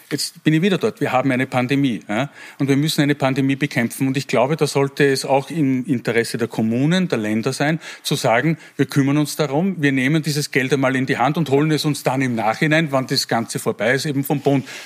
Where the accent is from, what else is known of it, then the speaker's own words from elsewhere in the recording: Wels, Upper Austria, Austria; Äh, ich komme aus Wels